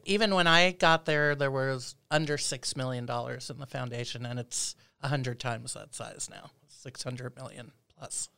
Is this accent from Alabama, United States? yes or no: no; New York City, New York, United States; moved away as an adult; also born or lived in Philadelphia / Berkeley, California; now in Anchorage, United States; I'm originally from Brooklyn, New York